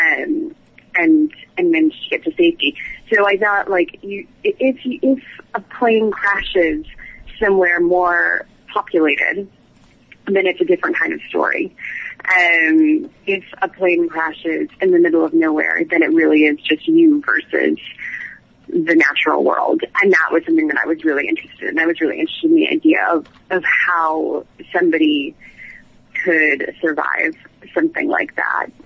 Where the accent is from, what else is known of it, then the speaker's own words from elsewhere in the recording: New England, United States; moved away as an adult; now in London, United Kingdom; I'm from New England originally, so I grew up in a small town